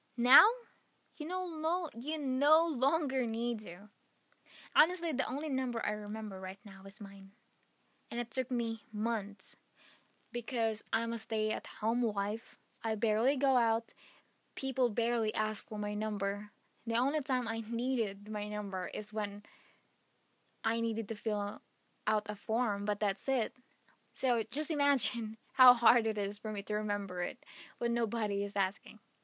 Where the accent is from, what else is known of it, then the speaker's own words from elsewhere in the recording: Philippines; moved away; back in my home country, Philippines